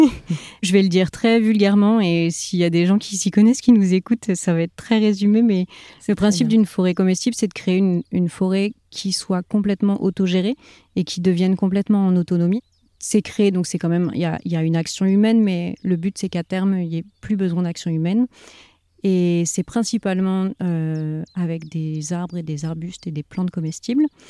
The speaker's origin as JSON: {"language": "French", "area": "Paris region, Val d'Europe, near Marne-la-Vallée", "region": "Île-de-France", "country": "France", "tie": "born or raised there", "moved": "as an adult", "lives_now": "Touraine, France", "said": "j'ai grandi en région parisienne avec mes parents et mon frère, du côté de Val d'Europe, en fait, vers Marne-la-Vallée"}